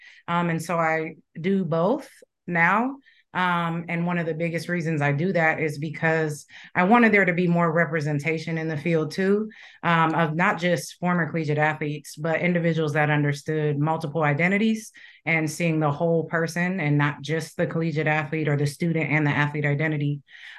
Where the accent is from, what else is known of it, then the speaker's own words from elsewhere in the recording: Ohio, United States; also born or lived in England / Japan; I was born in England, hence the name …. People don't usually get that background, but my parents were very creative. And then I attended kindergarten through third grade in Japan, and then we moved to the States and lived in Ohio.